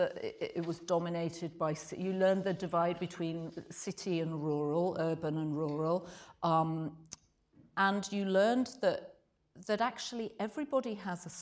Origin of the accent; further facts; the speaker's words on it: Yorkshire and the Humber, United Kingdom; I grew up in Yorkshire in Britain